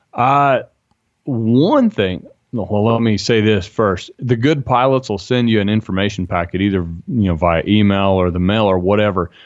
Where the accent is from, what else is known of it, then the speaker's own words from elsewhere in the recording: Utah, United States; I'm from Utah